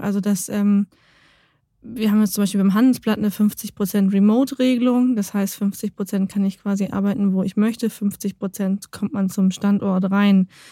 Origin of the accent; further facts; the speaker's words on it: Lower Saxony, Germany; ich komme aus Niedersachsen.